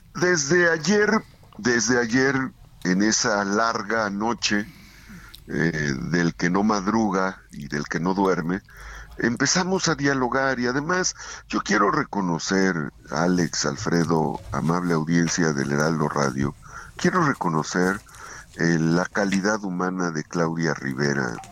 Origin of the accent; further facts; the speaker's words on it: Acatzingo, Puebla, Mexico; also born or lived in Izúcar de Matamoros, Puebla; Nací en, en Itzocan, Itzocan, Izúcar de Matamoros. Y crecí en Acatzinco, la tierra de mi mamá. Entonces soy un poblano